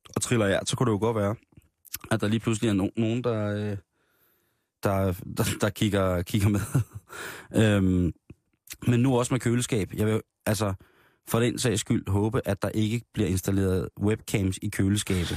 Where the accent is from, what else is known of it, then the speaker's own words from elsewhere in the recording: Denmark; det er ude fra Midtjylland af, hvor jeg kommer fra